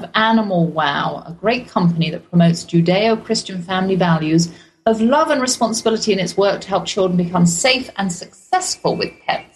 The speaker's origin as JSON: {"language": "English", "region": "England", "country": "United Kingdom", "also_born_or_lived": "Germany", "accent": "English", "moved": "yes", "lives_now": "Texas, United States", "said": "Being English, I come from a long line of pet lovers"}